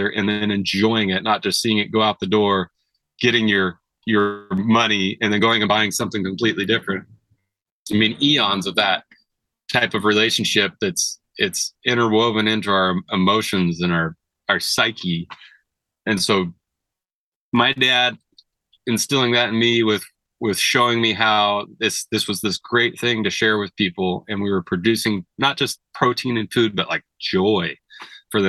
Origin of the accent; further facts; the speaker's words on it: Siletz River, Oregon, United States; I grew up on the Siletz River. It's one of the better steelhead rivers in Oregon